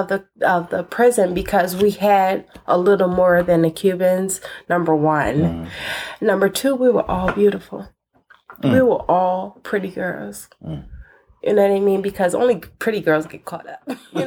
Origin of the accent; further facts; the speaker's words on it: Philadelphia, Pennsylvania, United States; But I'm from North Philly.